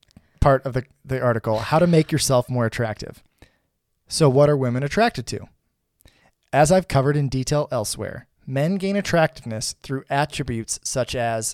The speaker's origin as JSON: {"language": "English", "region": "Indiana", "country": "United States", "said": "I'm a dude from Indiana who, you know, works at GM."}